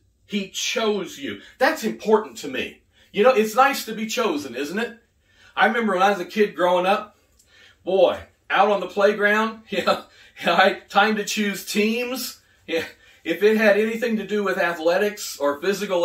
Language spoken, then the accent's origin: English; United Kingdom; now in United States; I'm British. I'm British American. We were raised on tea